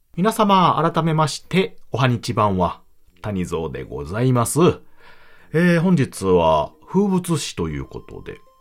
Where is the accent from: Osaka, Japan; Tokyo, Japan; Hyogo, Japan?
Hyogo, Japan; 幼い頃からあ、兵庫県の方に住んでおりまして、で、えー、まあ、実家の方も今